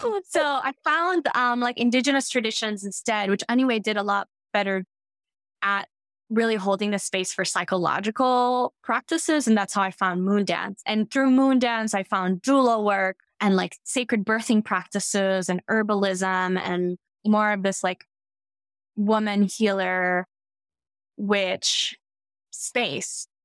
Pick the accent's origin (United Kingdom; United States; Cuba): Cuba; I'm from Cuba